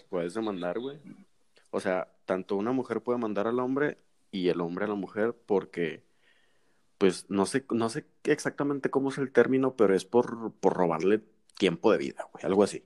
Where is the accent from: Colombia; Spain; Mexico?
Mexico; nosotros como buenos mexicanos